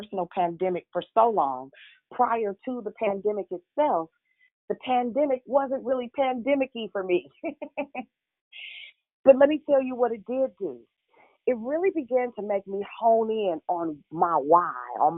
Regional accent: Richmond, Virginia, United States; I'm from Richmond, Southside

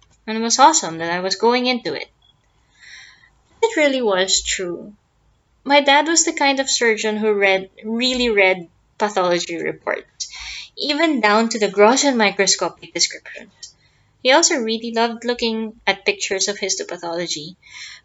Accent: Philippines; I'm a pathologist from the Philippines.

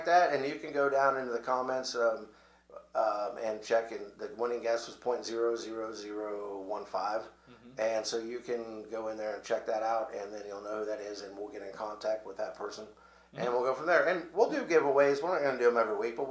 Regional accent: Missouri, United States; we're from Missouri

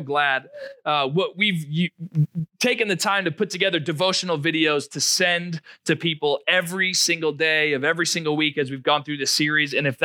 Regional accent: Rhode Island, United States; moved away as an adult; now in Springfield, Missouri, United States; I was born and raised in Rhode Island, about 20 minutes outside of Providence, Rhode Island. I moved out to Missouri in 2012.

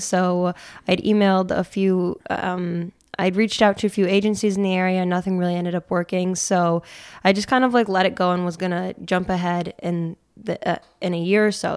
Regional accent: Peru, New York, United States; I grew up in Pru, New York

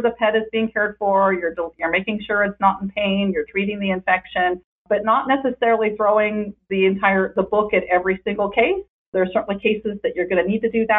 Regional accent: Northern California, United States; now in Southern California, United States; I'm from Northern California.

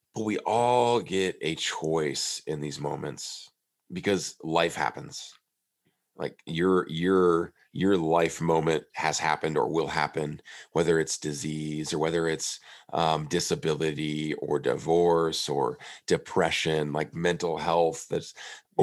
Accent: Prairie du Chien, Wisconsin, United States; I was back in my hometown of Prairie du Chien, Wisconsin

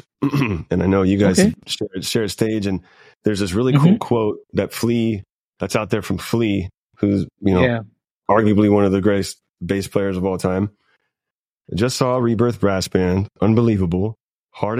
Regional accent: Lafayette, Louisiana, United States; moved away; I grew up in mostly in Lafayette

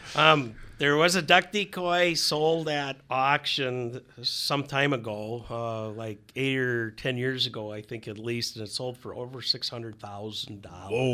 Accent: Wisconsin, United States; also born or lived in Minnesota; growing up in Wisconsin where I did

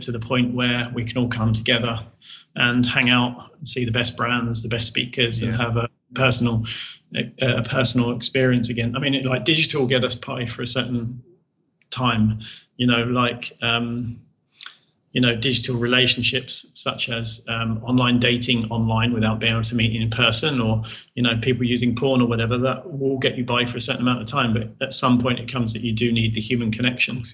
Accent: United Kingdom; we're British

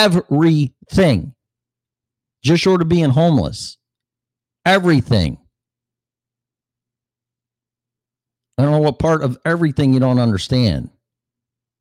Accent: Streamwood, Illinois, United States; also born or lived in Des Plaines, Illinois / Davis Junction, Illinois / Las Vegas; my hometown, Streamwood, Illinois

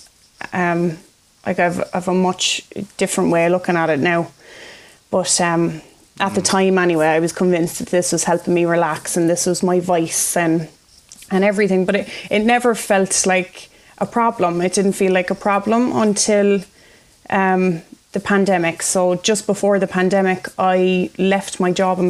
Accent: Cork, Munster, Ireland; moved away as an adult; also born or lived in Belfast; a girl who was born and raised in Cork

